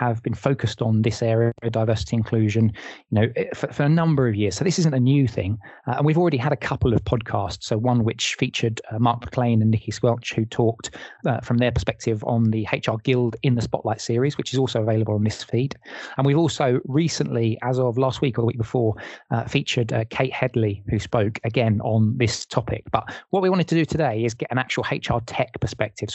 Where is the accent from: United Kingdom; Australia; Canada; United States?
United Kingdom; England; as an English person